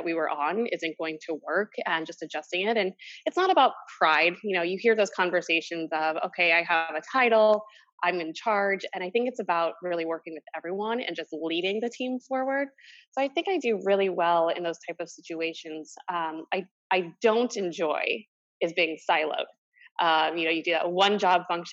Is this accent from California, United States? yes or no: no; St. Louis, Missouri, United States; moved away as an adult; now in New York, United States; I grew up in St. Louis